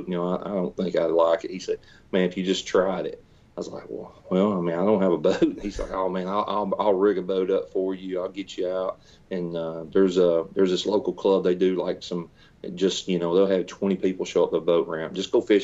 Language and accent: English; Tennessee, United States; also born or lived in Nashville; Tennessee, which is where I was born and raised